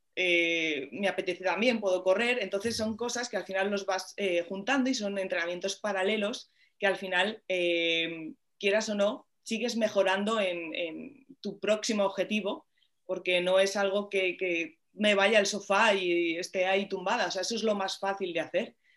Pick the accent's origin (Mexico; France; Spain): Spain; Madrid, Community of Madrid; cuando era muy pequeñita, aquí en el retiro al lado, que, que lo tengo, bueno, vivo aquí